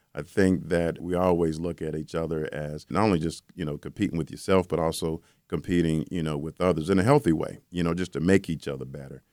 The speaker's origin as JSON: {"language": "English", "town": "Charlotte", "region": "North Carolina", "country": "United States", "tie": "born or raised there", "said": "Charlotte, which is my hometown, Charlotte, North Carolina."}